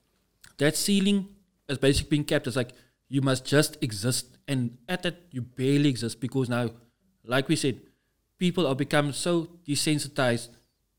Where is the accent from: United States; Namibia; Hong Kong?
Namibia; now in Cape Town, South Africa; I grew up in Namibia